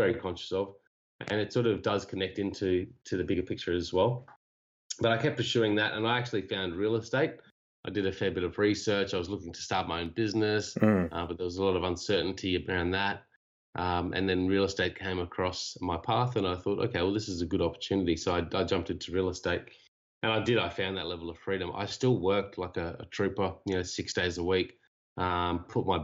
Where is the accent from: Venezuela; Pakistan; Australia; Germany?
Australia; Cairns, Queensland; moved away as an adult; also born or lived in Japan; I'm from Cairns, originally Australia.